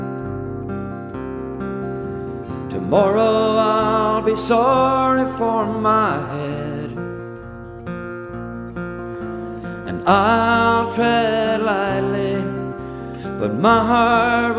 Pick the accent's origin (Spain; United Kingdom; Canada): Canada; Newfoundland and Labrador; from Newfoundland, the singer-songwriter